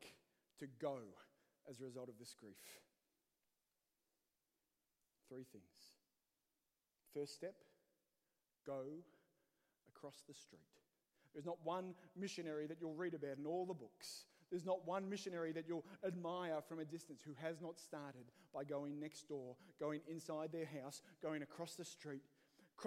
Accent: Australia; moved away as an adult; now in Northern Ireland, United Kingdom; as an Aussie

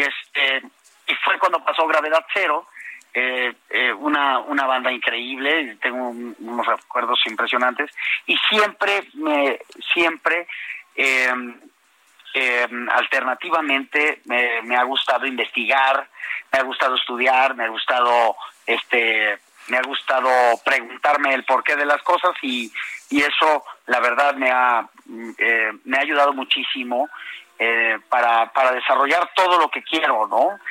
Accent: Villahermosa, Tabasco, Mexico; also born or lived in Tapachula, Chiapas; mis hermanos y yo nacimos en Tapachula, Chiapas, y desde muy chicos crecimos, desde muy chicos crecimos en, Villahermosa, Tabasco.

